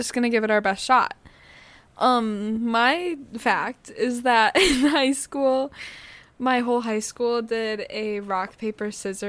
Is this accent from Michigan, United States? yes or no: yes; Detroit, Michigan, United States; now in Chicago, United States; I grew up in Detroit, Michigan.